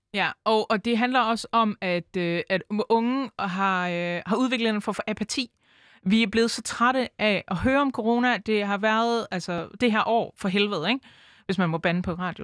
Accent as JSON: {"language": "Danish", "town": "Aarhus", "region": "Central Denmark Region", "country": "Denmark", "tie": "born or raised there", "said": "jeg er født og opvokset i Aarhus. Jeg har øh, aldrig boet andre steder end i Aarhus."}